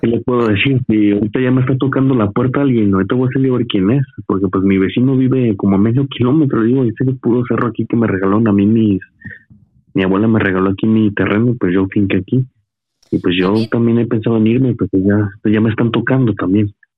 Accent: Veracruz, Mexico; now in Tlaxcala, Mexico; yo tengo poco viviendo, yo soy de Veracruz

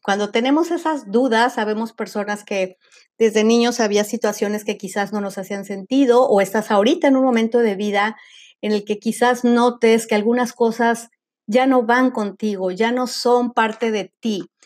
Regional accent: Mexico; como le llaman en México, de donde soy yo

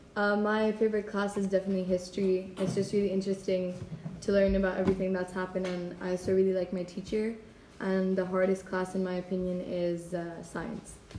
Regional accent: Hungary; I'm also in grade 9, and I'm from Hungary.

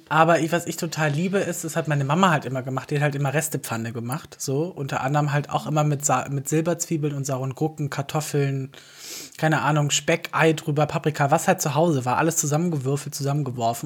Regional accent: Southern Germany, Germany; ich ja aus dem Süden. Also allgemein der Süddeutsche an sich

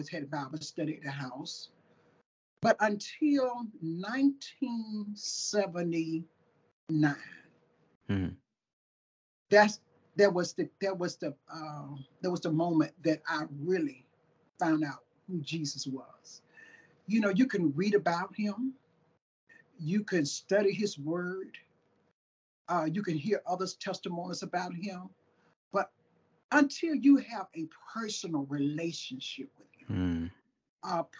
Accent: Tuscaloosa, Alabama, United States; now in Sweetwater, United States; I was born in Tuscaloosa, Alabama. Lived like 10 minutes from University of Alabama. So I'm down in Alabama

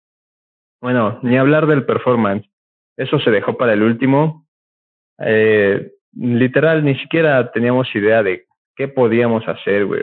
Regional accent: Puebla, Mexico; somos poblanos, eh, camotes poblanos

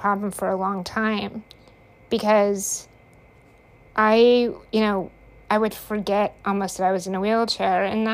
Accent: United States; I grew up in Hickville, USA. Less than 1,000 people in the town.

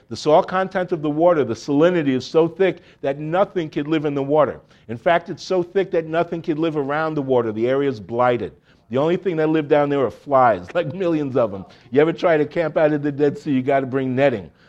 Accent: Miami Beach, Florida, United States; moved away as an adult; now in Jerusalem, Israel; I grew up in Miami, Miami Beach.

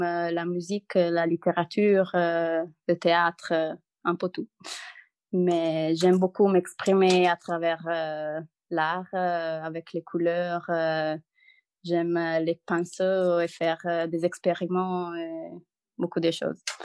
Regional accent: Italy; French is a second language; moved away as an adult; now in Lille, France; je suis une Italienne expatriée en France, à Lille.

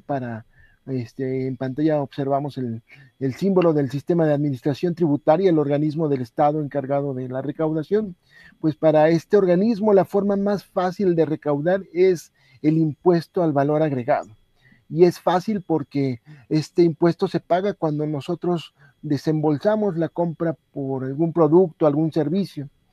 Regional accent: Mexico

